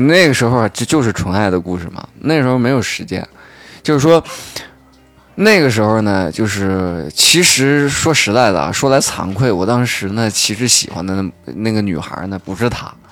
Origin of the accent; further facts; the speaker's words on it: China; moved away; 我老家不是沙庄的嘛